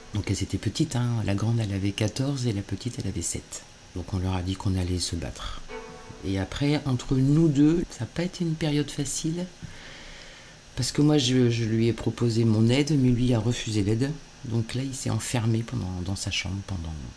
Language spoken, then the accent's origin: French; Normandy, France; now in Le Tourne, France; je suis normande alors. Euh, je suis pas ni bordelaise ni girondine